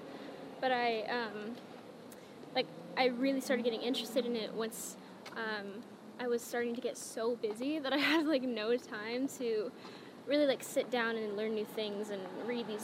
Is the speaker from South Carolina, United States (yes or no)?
no; Phoenix, Arizona, United States; moved away as an adult; my hometown is, like, a 45-minute flight